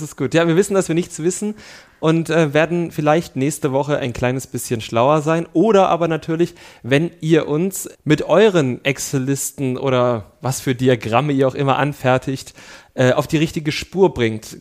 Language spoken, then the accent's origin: German; East Germany, Germany; ich komme aus dem Osten